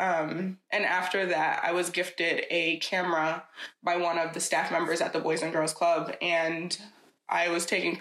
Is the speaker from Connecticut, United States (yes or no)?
no; Schenectady, New York, United States; now in Troy, United States; I grew up in Schenectady from age 11 until I moved to Troy when I was an adult